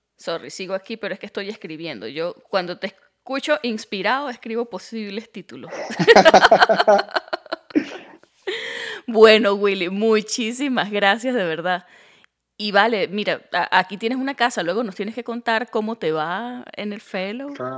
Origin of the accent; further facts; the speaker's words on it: Andean Venezuela, Andes, Venezuela; moved away as an adult; now in United States; yo soy gocha